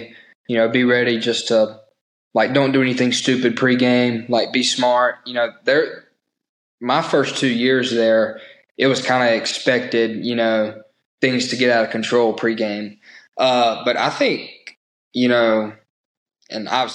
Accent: Mississippi, United States; I'm from Mississippi, have a lot of Mississippi roots within my family.

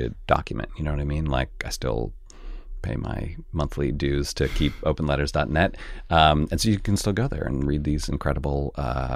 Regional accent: Canada; moved away; I grew up in Canada, where the class system is pretty different than it is here

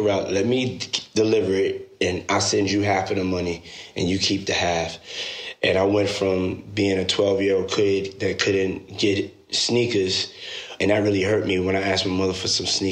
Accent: New York City, New York, United States; moved away as an adult; also born or lived in Washington, D.C.; I was born and raised in Harlem, New York

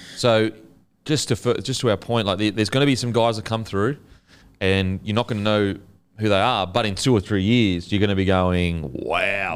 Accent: Queensland, Australia; as a Queenslander

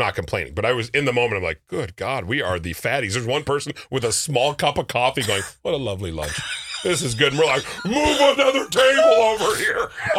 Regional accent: Minnesota, United States; first off, I am so Minnesotan.

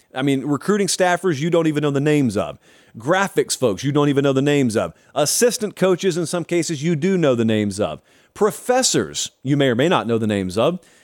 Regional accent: Columbus, United States; I grew up in Columbus, not Ohio

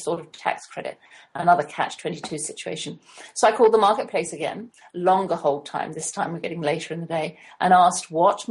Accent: England, United Kingdom; now in United States; being English

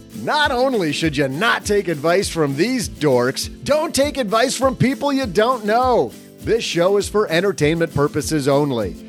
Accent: Midwest, United States; as a Midwesterner

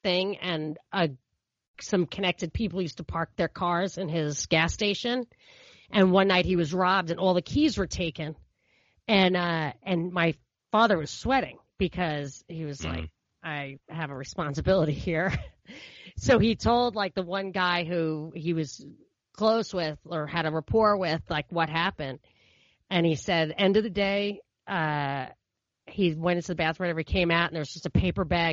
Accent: New York City, New York, United States; we're from Brooklyn

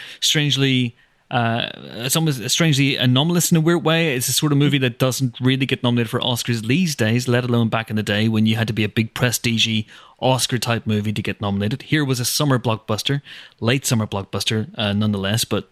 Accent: Northern Ireland, United Kingdom; being British and being from Northern Ireland

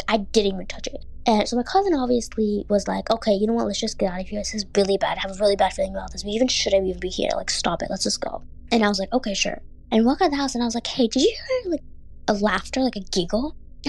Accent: Bangladesh; born there; I went to my home country of Bangladesh, where I was born, to visit family, since I do have family there.

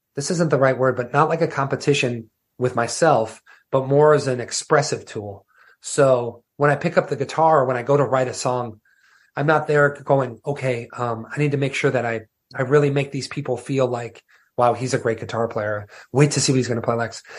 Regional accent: Wisconsin, United States; growing up in Wisconsin

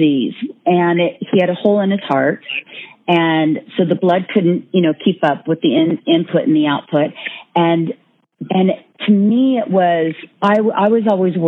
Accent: Northern California, United States; growing up in Northern California on a farm, and brothers, and my dad was an athlete

